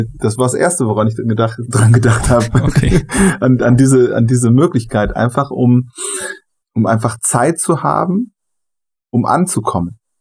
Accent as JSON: {"language": "German", "country": "Germany", "also_born_or_lived": "Brazil / Honduras", "said": "weil ich von hier komme und weil ich hier zu Hause bin"}